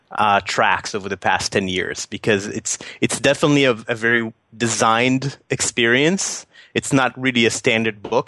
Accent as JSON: {"language": "English", "town": "Tel Aviv", "region": "Tel Aviv District", "country": "Israel", "tie": "born or raised there", "also_born_or_lived": "New York City", "moved": "as an adult", "said": "I went back to my hometown after we sold the company, um, and and kind of kind of living in Tel Aviv right now"}